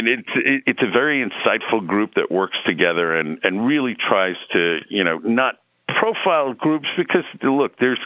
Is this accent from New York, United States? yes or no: yes; New York City, New York, United States; moved away as an adult; also born or lived in Bronx, New York; now in St. Louis, United States; I was born and raised in Queens, lived in the Bronx for a little bit, but mostly Queens